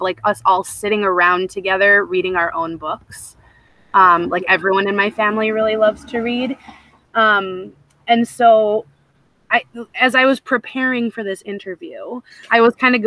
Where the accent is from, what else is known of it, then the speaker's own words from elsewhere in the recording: Petoskey, Michigan, United States; moved away; I grew up in Northern Michigan, in this, like, very idyllic little bubble of Petoskey area